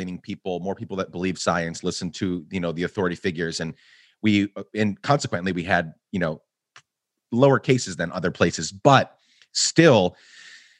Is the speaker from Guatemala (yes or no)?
yes; Guatemala; moved away; also born or lived in Rochester, New York; I grew up in Guatemala